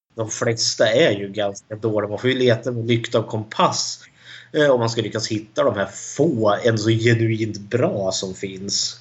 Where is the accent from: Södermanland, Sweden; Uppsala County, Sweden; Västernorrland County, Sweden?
Södermanland, Sweden; Eskilstuna; Jag är också född och uppvuxen i Eskilstuna.